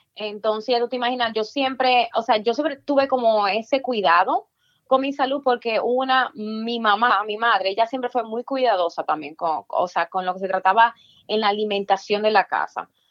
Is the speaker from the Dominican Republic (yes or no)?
yes; Dominican Republic; moved away; also born or lived in Virginia; Yo nací en la República Dominicana